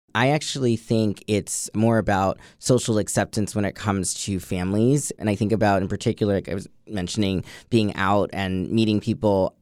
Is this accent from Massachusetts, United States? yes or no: yes; Boston, Massachusetts, United States; moved away as an adult; now in Washington, D.C., United States; I come from Boston, which has had a pride that's been pretty big